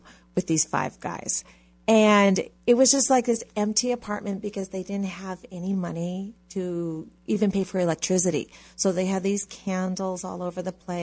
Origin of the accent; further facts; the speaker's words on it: Hawaii, United States; I, like you said, grew up in Hawaii